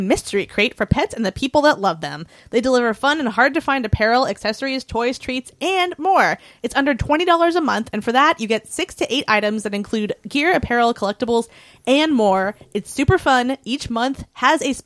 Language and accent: English; Costa Mesa, California, United States; From Costa Mesa in Orange County